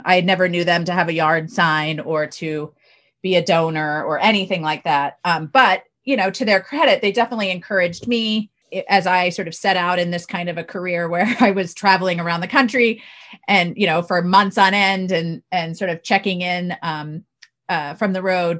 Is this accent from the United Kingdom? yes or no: no; Baltimore County, Maryland, United States; I grew up in Baltimore County